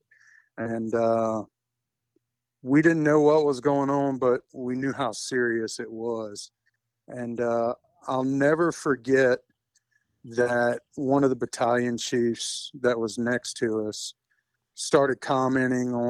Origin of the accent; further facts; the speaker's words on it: Baton Rouge, Louisiana, United States; I'm from Baton Rouge